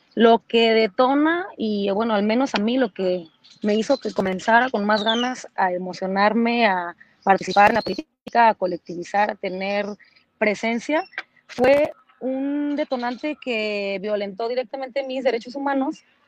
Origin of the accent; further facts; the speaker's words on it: Mexico; lo que ahora soy, no solamente como mexicana